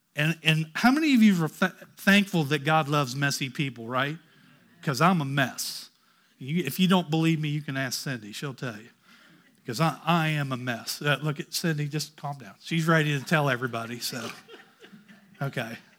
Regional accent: Ohio, United States; I grew up in Ohio

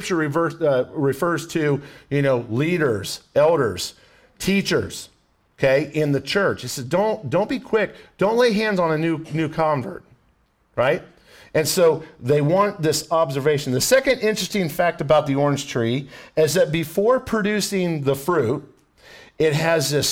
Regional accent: Ohio, United States; now in Florida, United States; I'm from Ohio, so I know pine trees

